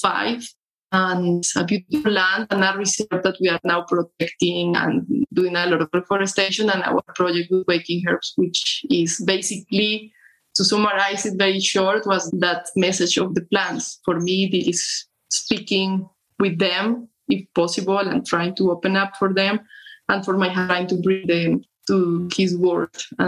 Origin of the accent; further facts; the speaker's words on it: Colombia; I'm from Colombia.